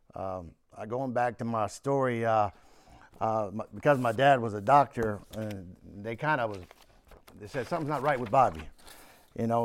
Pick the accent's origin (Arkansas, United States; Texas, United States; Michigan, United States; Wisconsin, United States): Texas, United States; Houston; also born or lived in Warren, Pennsylvania; I grew up in Houston